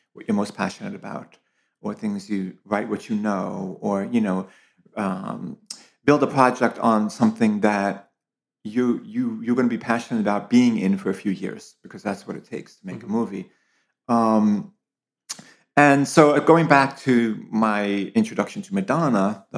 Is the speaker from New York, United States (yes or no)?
yes; Long Island, New York, United States; also born or lived in Brooklyn; I was born in Brooklyn, grew up on Long Island